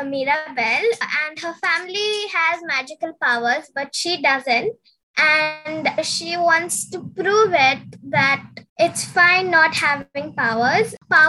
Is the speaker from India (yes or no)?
yes; India; I'm from India and I'm 11 years old.